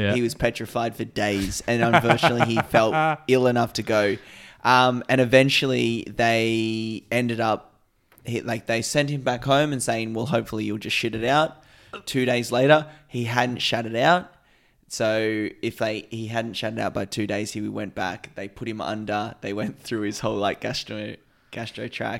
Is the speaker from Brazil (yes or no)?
no; Australia; It's just that we're Australian